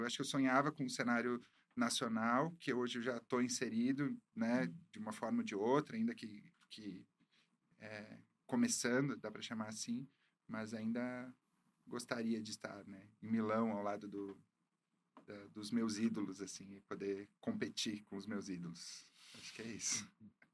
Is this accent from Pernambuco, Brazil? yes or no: no; Caxias do Sul, Rio Grande do Sul, Brazil; eu sou de Caxias do Sul, no né? Rio Grande do Sul